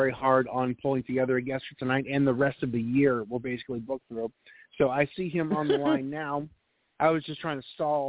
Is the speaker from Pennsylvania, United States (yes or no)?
no; Boston, Massachusetts, United States; moved away; also born or lived in New Hampshire; I grew up in Boston, and we had 15 feet of snow constantly throughout the winter